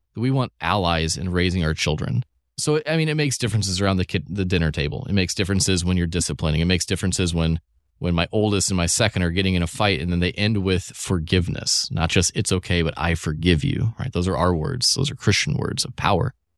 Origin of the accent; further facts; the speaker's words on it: Evansville, Indiana, United States; moved away as an adult; now in St. Louis, United States; I grew up in Evansville, Indiana.